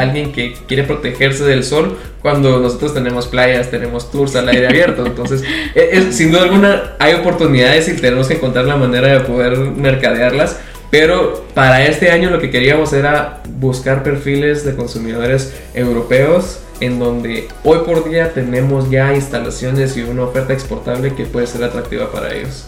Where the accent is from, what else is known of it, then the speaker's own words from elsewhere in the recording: Guatemala; como guatemalteco